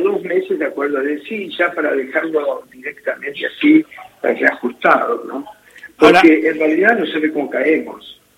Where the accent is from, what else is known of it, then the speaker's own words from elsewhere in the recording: Argentina; los profesionales argentinos somos muy bien considerados